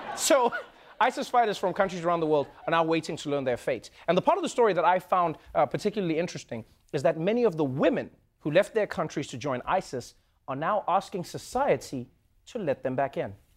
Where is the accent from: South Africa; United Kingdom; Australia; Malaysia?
South Africa; my home country, South Africa